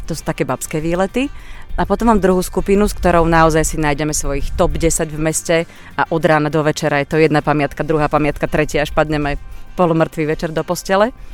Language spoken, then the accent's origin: Slovak; Banská Bystrica, Banská Bystrica Region, Slovakia; mám v Bystrici rodinu, tak sa sem rada vraciam. Narodila som sa na Uhlisku a potom som žila celé moje detstvo na Fončorde, čo je úplne nádherná štvrť.